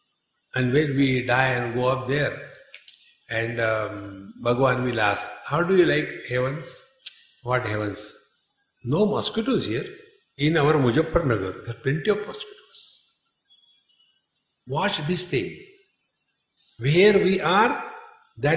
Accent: India; we are Indians.

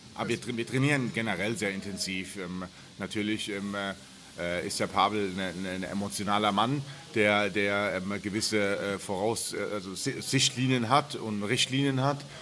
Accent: Germany; in der Gartenstadt, wo ich groß geworden bin

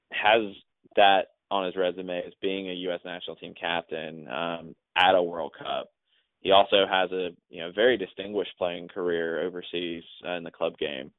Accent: Atlanta, Georgia, United States; somebody who born and raised in Atlanta

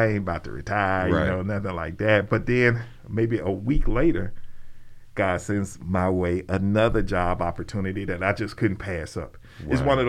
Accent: Birmingham, Alabama, United States; Dude, look, man, I'm a dude from Ensley. I'm from Birmingham, Alabama, man.

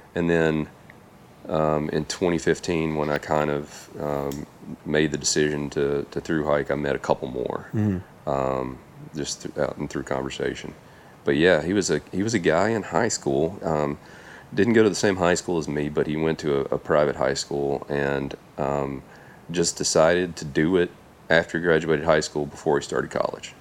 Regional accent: Tennessee, United States; I grew up in Tennessee

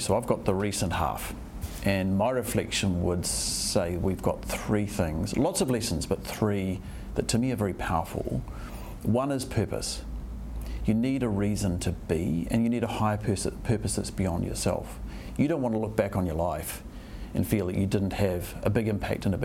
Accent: New Zealand

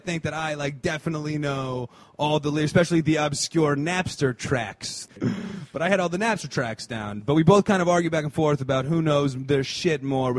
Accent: New Jersey, United States; growing up in Jersey, Northeast.

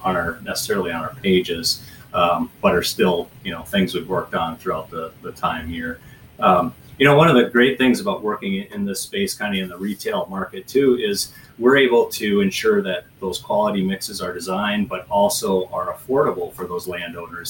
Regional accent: Trimont, Minnesota, United States; moved away; I was born in Southwest Minnesota, uh, in farm country.

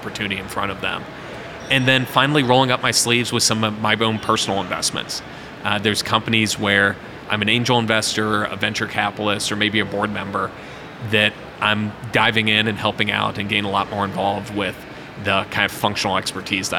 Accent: Cleveland, Ohio, United States; now in Cincinnati, United States; growing up in Cleveland

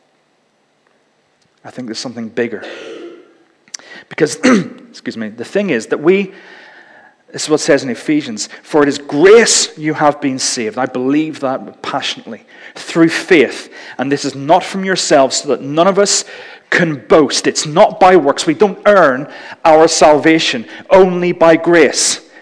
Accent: Northern Ireland, United Kingdom; growing up in Northern Ireland

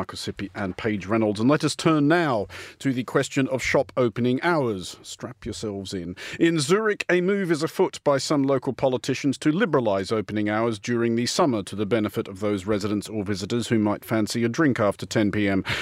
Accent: Canberra, Australian Capital Territory, Australia; now in London, United Kingdom; I grew up for part of my childhood in Canberra

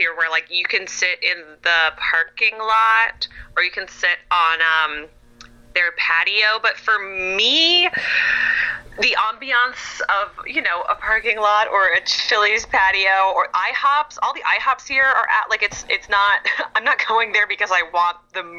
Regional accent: California, United States; And I know I'm from California and that's like real hippy dippy.

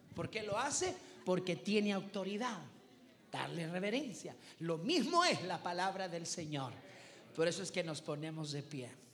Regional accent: El Salvador; yo vengo del Salvador

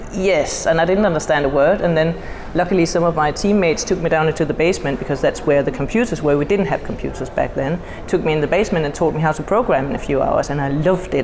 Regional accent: Denmark; I come from Denmark.

